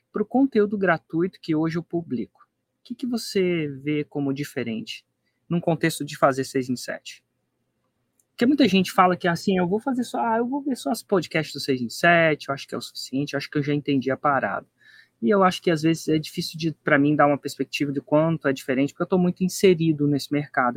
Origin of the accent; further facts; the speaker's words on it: Brasília, Federal District, Brazil; minha família vem de Minas, mas eu nasci, acabei nascendo em Brasília